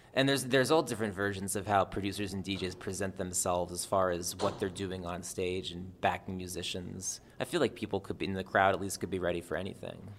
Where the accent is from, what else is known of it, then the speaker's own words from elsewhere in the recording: New Jersey, United States; I'm from Jersey.